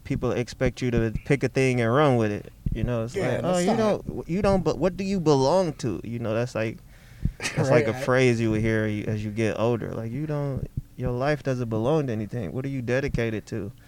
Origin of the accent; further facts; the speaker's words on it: Ypsilanti, Michigan, United States; also born or lived in Detroit, Michigan / Ann Arbor, Michigan / Southfield, Michigan; I grew up in Ipsy and in Detroit